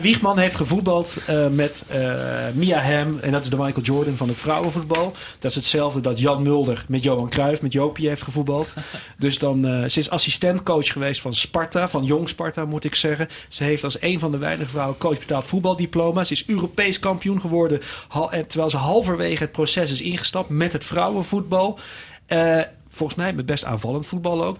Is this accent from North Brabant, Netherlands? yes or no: yes; Tilburg, North Brabant, Netherlands; mijn clubje waar ik vandaan kom. Eh, Tilburg bij Willem II